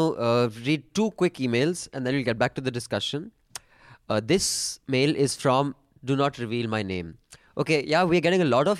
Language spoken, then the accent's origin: English; Dehradun, Uttarakhand, India; Even I'm from Dehradun, by the way.